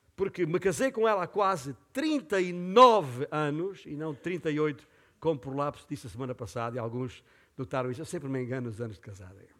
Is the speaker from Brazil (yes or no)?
no; Portugal; aqui em Portugal como portugueses